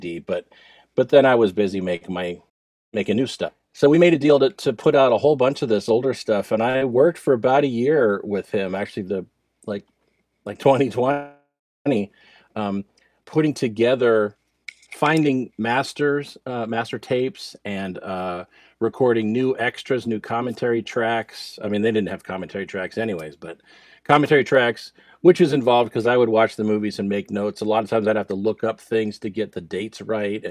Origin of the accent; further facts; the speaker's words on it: New Jersey, United States; I grew up in New Jersey